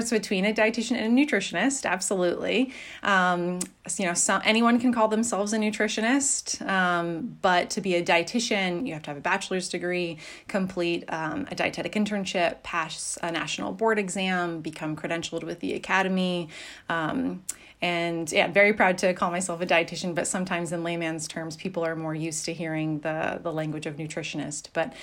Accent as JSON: {"language": "English", "region": "Pacific Northwest", "country": "United States", "tie": "born or raised there", "moved": "yes", "said": "I grew up in the Pacific Northwest"}